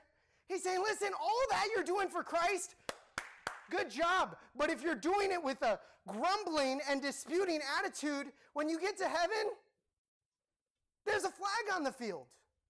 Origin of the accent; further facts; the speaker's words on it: Cambodia; Okay, I grew up in Cambodia, and people, when I say football, they'd be like, football, yeah, football.